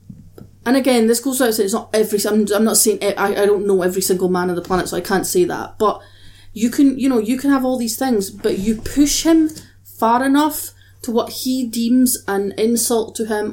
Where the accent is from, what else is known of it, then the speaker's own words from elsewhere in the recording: Scotland, United Kingdom; I'm Scottish.